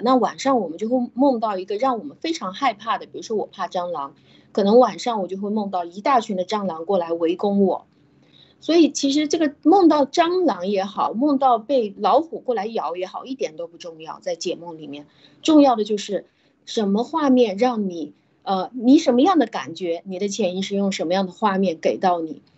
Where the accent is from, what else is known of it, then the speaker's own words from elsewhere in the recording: China; 我们中国